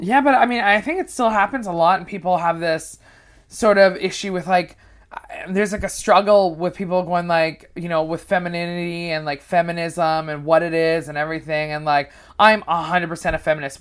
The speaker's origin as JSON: {"language": "English", "town": "Vancouver", "region": "British Columbia", "country": "Canada", "tie": "born or raised there", "also_born_or_lived": "Toronto", "moved": "as an adult", "lives_now": "United Kingdom", "said": "I'm a Canadian comedian. I moved to the U K in March of this year"}